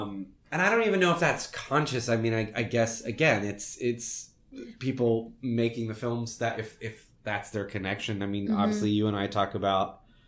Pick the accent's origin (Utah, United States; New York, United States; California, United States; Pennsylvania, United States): Pennsylvania, United States; Philadelphia; I'm an Italian Catholic, but it's very similar. I'm from Philadelphia.